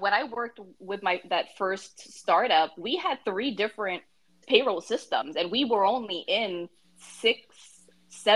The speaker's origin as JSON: {"language": "English", "country": "Philippines", "said": "I'm actually from the Philippines, my parents are from the Philippines"}